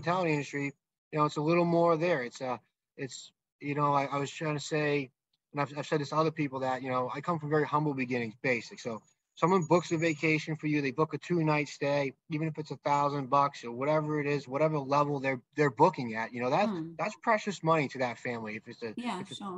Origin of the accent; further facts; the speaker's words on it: South Shore of Massachusetts, United States; moved away as an adult; now in New Hampshire, United States; I grew up in Massachusetts. I was in the South Shore of Massachusetts, and we moved to New Hampshire when we were very young, me and my wife